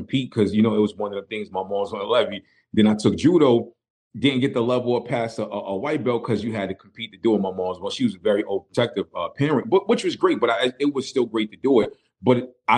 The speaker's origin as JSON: {"language": "English", "town": "New York City", "region": "New York", "country": "United States", "moved": "yes", "said": "me being from Brooklyn"}